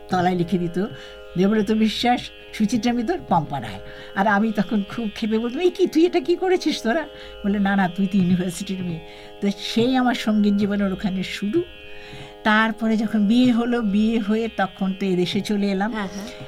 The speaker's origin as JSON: {"language": "Bangla", "town": "Kolkata", "region": "West Bengal", "country": "India", "tie": "born or raised there", "said": "আমাদের আমি কলকাতা থেকে এসেছি আর আমাদের বাড়িটাই ছিল রবীন্দ্রসঙ্গীতের একটা বিরাট পরিবেশ যেখানে আমরা জয়েন্ট ফ্যামিলি বলে ভাই বোনদের মিলেই আমরা গান করতাম"}